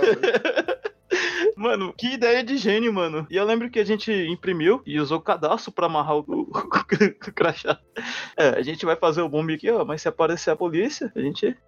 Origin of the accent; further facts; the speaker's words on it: Novo Gama, Goiás, Brazil; eu sou, sou de Novo Gama, cidade que fica no entorno de Brasília.